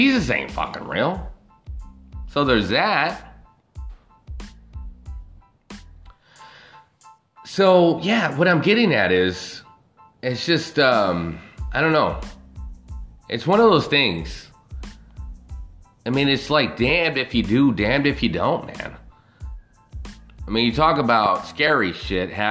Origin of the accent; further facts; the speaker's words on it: United States; as an American